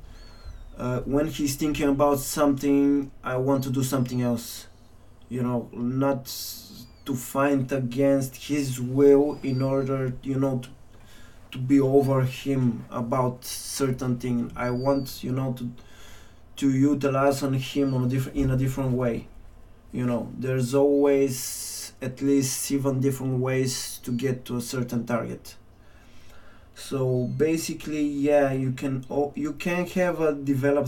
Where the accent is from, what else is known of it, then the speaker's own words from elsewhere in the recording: Kyustendil, Kyustendil Province, Bulgaria; moved away; back in Bulgaria, back in my hometown, Kyustendil.